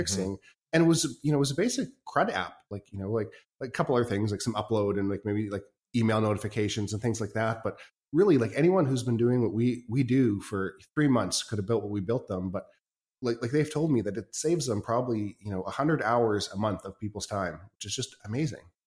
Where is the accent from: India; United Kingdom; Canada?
Canada; also born or lived in China; I'm, I'm Canadian